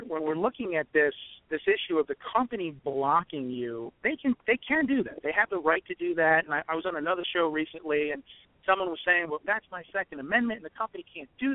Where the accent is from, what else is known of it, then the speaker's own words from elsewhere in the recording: New York, United States; I come from New York, and I used to be in law enforcement in New York